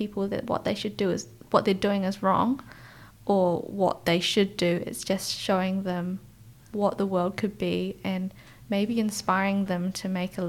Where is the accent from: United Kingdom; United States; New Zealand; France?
New Zealand; Christchurch, Canterbury; also born or lived in Kuala Lumpur, Malaysia; I was born in Malaysia, in Kuala Lumpur, where I lived with my grandparents for about a year. And then I, like the rest of our family, came to Christchurch. And we've settled there ever since.